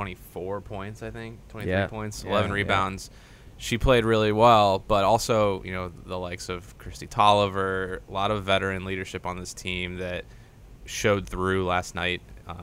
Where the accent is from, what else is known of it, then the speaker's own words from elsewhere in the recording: Ohio, United States; So I'm from Ohio, so we watch the Browns.